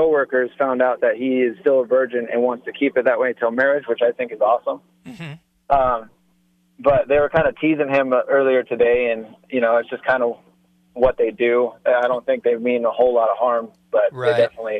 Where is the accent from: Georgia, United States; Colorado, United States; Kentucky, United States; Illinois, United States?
Colorado, United States; Parker; First of all, I just wanted to say I'm from Parker, so I think it's kind of cool that we have someone from my hometown talking.